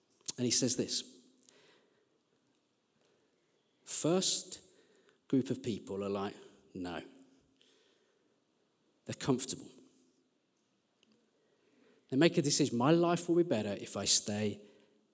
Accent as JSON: {"language": "English", "town": "Birmingham", "region": "West Midlands", "country": "United Kingdom", "moved": "yes", "lives_now": "Sheffield, United Kingdom", "said": "I'm from Birmingham."}